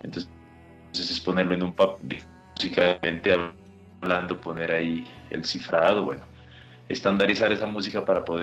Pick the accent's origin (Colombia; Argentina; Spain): Colombia; Pasto, Nariño; Nosotros estamos en el departamento de Nariño, al sur, cuya capital es el municipio de Pasto, que es la maravillosa ciudad donde me encuentro ahorita.